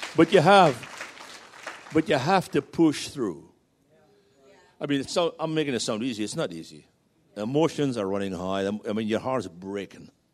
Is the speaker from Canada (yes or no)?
no; United Kingdom; moved away as an adult; now in Virginia Beach, United States; we're still British citizens